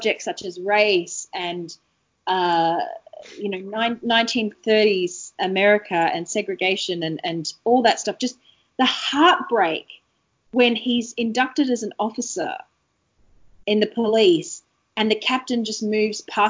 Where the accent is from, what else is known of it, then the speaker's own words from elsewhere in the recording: Australia; being a kid and being an Australian kid